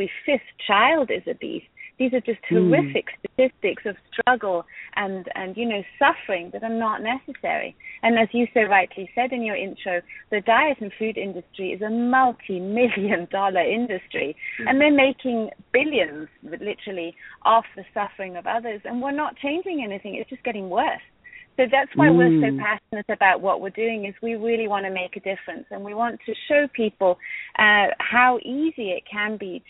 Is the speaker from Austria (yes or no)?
yes; Austria; moved away as an adult; now in United States; I was raised in Austria